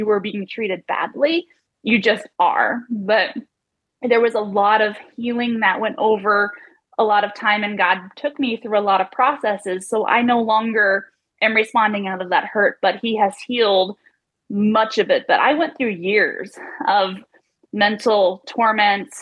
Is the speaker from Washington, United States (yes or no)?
yes; Vaughn, Washington, United States; moved away; I grew up in a tiny little town, Vaughan, Washington